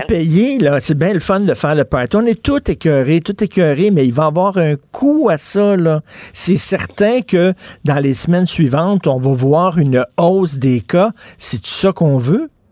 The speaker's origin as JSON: {"language": "French", "region": "Quebec", "country": "Canada", "said": "en tant que Québécois francophone"}